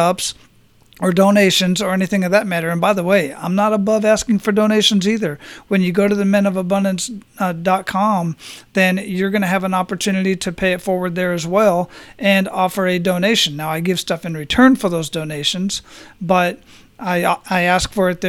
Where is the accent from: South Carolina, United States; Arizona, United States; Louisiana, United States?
Arizona, United States; Phoenix; I'm originally from Phoenix, so the climate and the scenery and whatnot is not too different from what I grew up